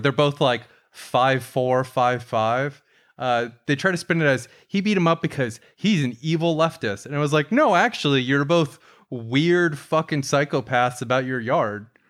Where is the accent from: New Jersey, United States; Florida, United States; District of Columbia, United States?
Florida, United States; Tampa; Tampa, my hometown